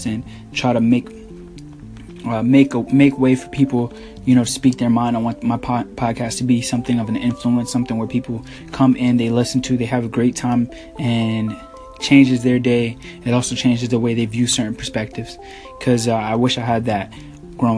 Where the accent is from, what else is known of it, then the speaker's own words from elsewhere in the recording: New York City, New York, United States; now in Tampa, United States; I was born in the Bronx, New York. I now live in Tampa, Florida.